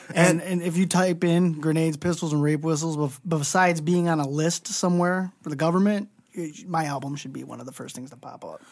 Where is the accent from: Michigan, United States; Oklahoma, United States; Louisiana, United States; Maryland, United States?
Michigan, United States; Southgate; I, I grew up in Southgate